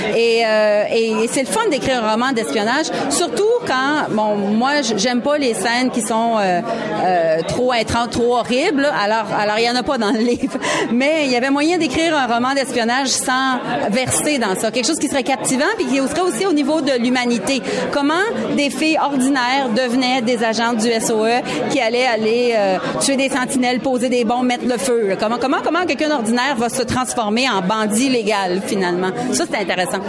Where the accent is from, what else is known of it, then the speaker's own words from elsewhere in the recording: Quebec, Canada; accent: Québécois; notre accent québécois passait assez inaperçu